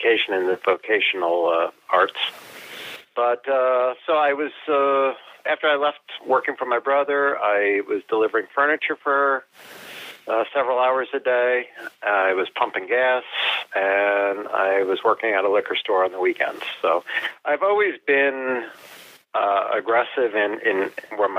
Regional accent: Union, New Jersey, United States; I grew up in New Jersey

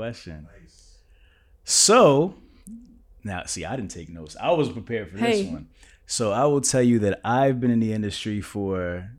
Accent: Kansas, United States; Like, I came from Kansas. I didn't know nothing about trucking, right?

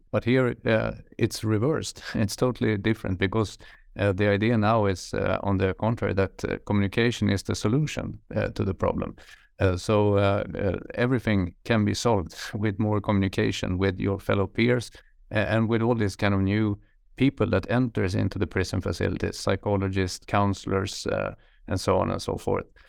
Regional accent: Sweden; I'm from Sweden, uh, from the countryside where I grew up in the middle of nowhere

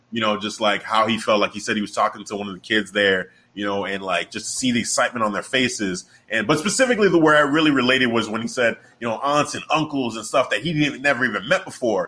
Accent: Chicago, Illinois, United States; I was born and raised in Chicago

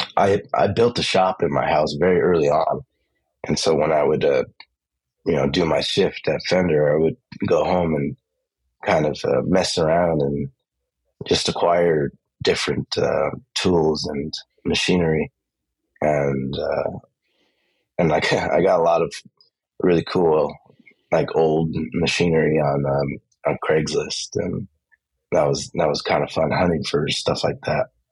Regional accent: Los Angeles, California, United States; I grew up in East

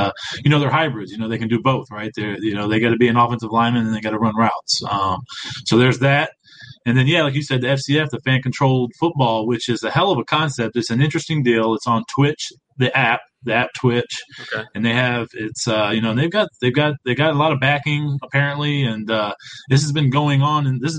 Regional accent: Baytown, Texas, United States; moved away as an adult; also born or lived in Houston; I have a job back in my hometown in Baytown

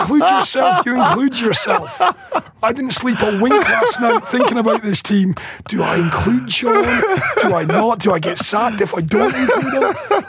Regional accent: Scotland, United Kingdom; As a Scotsman

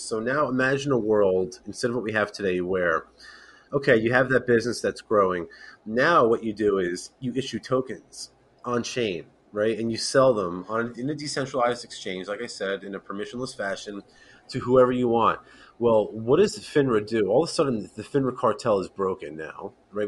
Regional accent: East Coast, United States; I'm born and raised East Coast

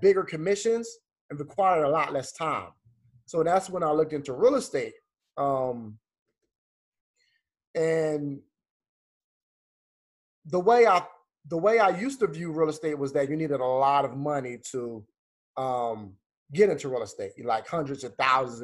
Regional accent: Philadelphia, Pennsylvania, United States; now in Atlanta, United States; I grew up in Philadelphia, moved to Atlanta.

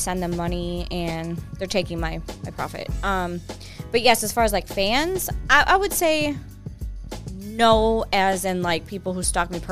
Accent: Wisconsin, United States; I'm from the Midwest, Wisconsin.

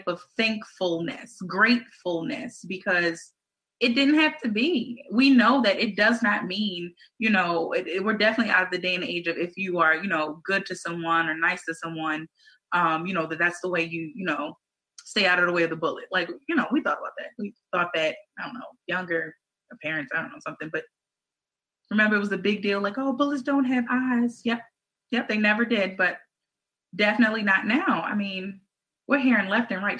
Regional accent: Baltimore, Maryland, United States; we're from Baltimore City

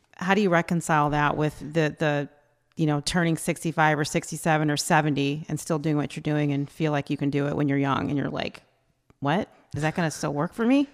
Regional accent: United States; we're American

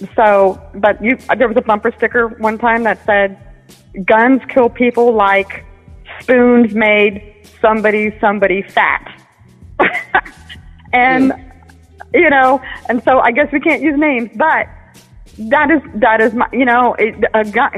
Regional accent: United States; I'm an American. I'm born in America.

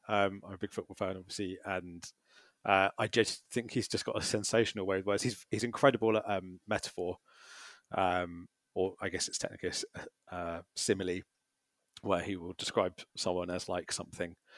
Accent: Brighton, South East England, United Kingdom; Brighton's my hometown.

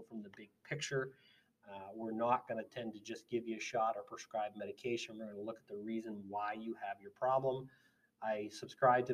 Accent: United States; I'm an American

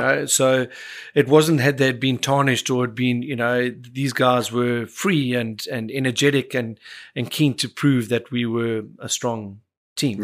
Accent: Cape Town, Western Cape, South Africa; the family that I grew up in was part of growing up in Bishops

